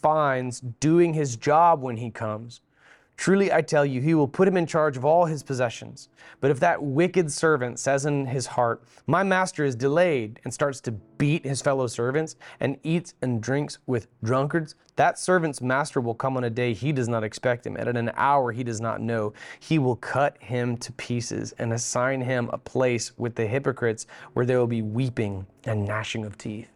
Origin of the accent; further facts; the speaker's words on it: Beulah, Florida, United States; When I grew up in Beulah, Florida, we had several acres